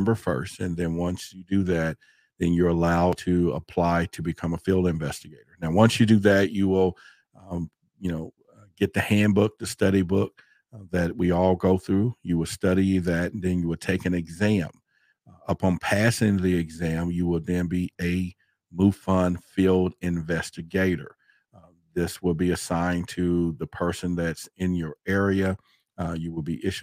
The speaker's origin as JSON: {"language": "English", "town": "Dallas", "region": "Texas", "country": "United States", "tie": "born or raised there", "said": "I grew up in Dallas, Texas"}